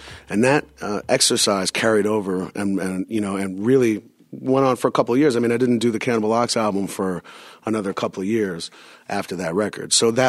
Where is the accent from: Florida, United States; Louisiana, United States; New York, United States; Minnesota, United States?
New York, United States; And, and you know, for being a New Yorker, that was more identifiable to me than any other type of music at the time.